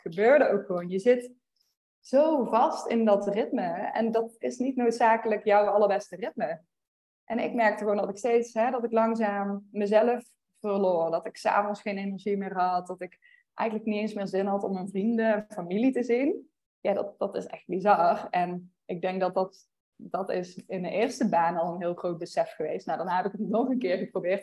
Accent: Veldhoven, North Brabant, Netherlands; moved away as an adult; also born or lived in Utrecht / Eindhoven; now in Austin, United States; ik kom uit het Brabantse Veldhoven

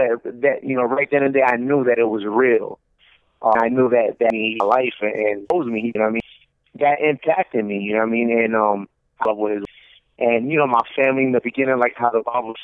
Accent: New Jersey, United States; moved away as an adult; also born or lived in New York City, New York; now in Orlando, United States; I was born in New York City, Washington Heights, New York City, and raised in New Jersey. And I'm currently in Orlando, Florida

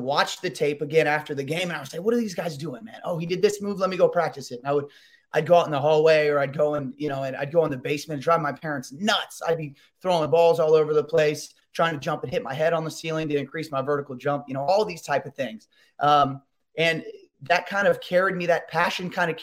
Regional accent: Carmel, Indiana, United States; grew up in Indianapolis, Indiana, just north of in a city called Carmel

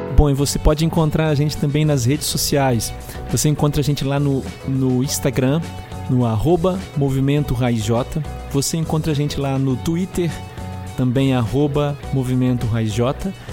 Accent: Itaperuna, Rio de Janeiro, Brazil; nós somos de Itaperuna, no estado do Rio de Janeiro

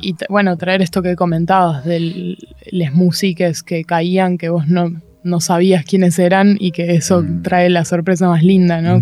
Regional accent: Buenos Aires, Argentina; soy de acá, soy de Capital, eh, crecí crecí en Palermo, o muy, muy porteña

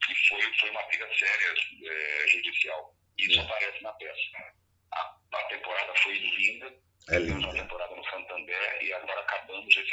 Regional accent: Rio de Janeiro, Brazil; Como eu sou carioca, eu tenho família no Rio

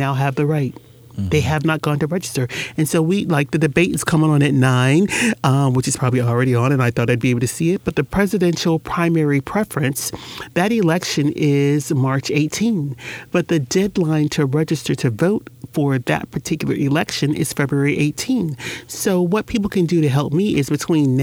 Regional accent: Jacksonville, Florida, United States; when I grew up in Jacksonville, there were businesses on Soutelle

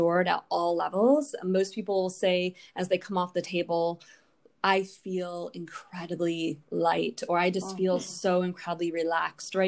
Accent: Hudsonville, Michigan, United States; I grew up in Hudsonville, which is, you know, about 20 minutes southwest of Grand Rapids

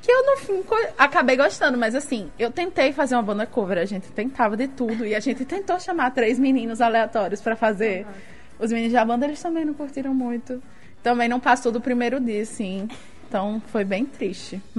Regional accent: Guamaré, Rio Grande do Norte, Brazil; also born or lived in Natal; lá no meu interior, lá em Guamaré.

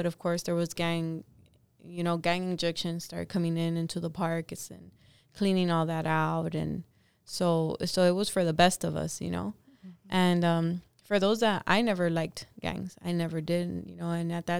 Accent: Los Angeles, California, United States; me growing up in Echo Park

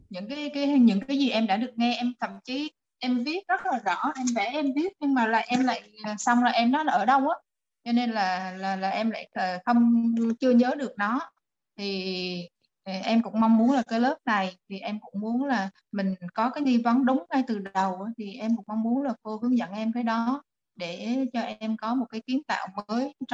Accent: Da Nang, Vietnam; em đến từ Đà Nẵng

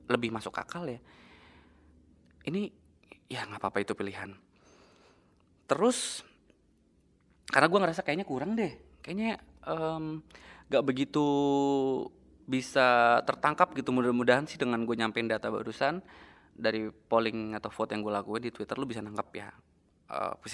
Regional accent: Cirebon, West Java, Indonesia; kayak di daerah rumah gue di desa gue di kabupaten Cirebon

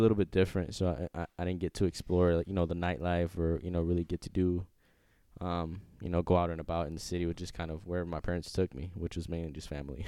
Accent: Tampa, Florida, United States; I'm from Tampa, Florida

